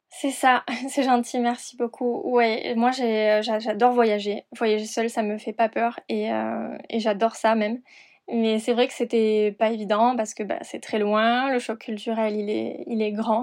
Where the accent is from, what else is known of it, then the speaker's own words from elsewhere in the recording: Perpignan, Occitania, France; also born or lived in Montpellier / London / Argentina / Hong Kong; now in Paris, France; Je suis originaire de Perpignan